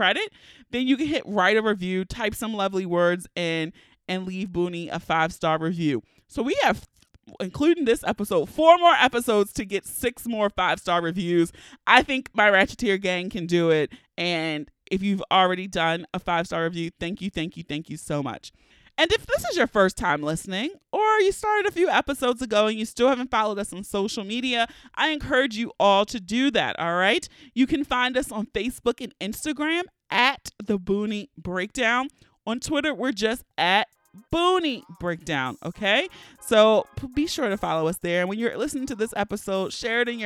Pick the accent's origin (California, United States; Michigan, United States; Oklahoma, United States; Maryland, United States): Maryland, United States; Baltimore; I'm a West Baltimore, born and raised